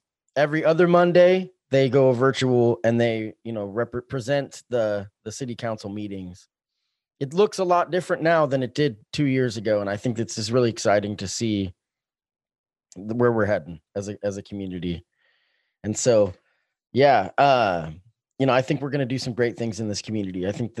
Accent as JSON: {"language": "English", "town": "Springfield", "country": "United States", "tie": "born or raised there", "said": "I'm excited to see what happens in the future of Springfield. I love this town very much. It's my hometown."}